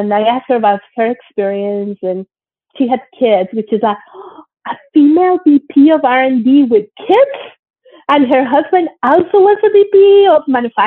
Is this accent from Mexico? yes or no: yes; Monterrey, Nuevo León, Mexico; moved away as an adult; also born or lived in Mexico City, Mexico / Germany / United States / United Kingdom; now in Canada; I grew up in Monterrey, Mexico. I was born in Mexico City, but my parents moved to Monterrey, Mexico when I was still a baby. So I grew up there and I went to school there